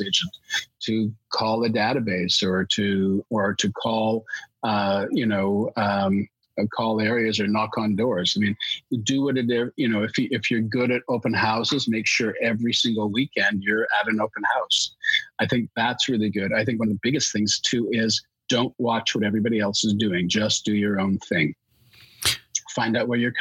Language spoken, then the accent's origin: English; Alberta, Canada; now in Toronto, Canada; I was born out in Alberta, and I speak English and French